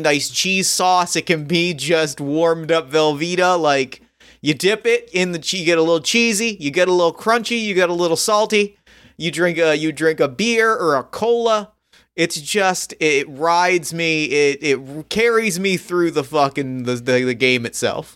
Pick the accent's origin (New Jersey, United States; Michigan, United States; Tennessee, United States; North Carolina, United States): New Jersey, United States; outside of Philly; we grew up outside of Philly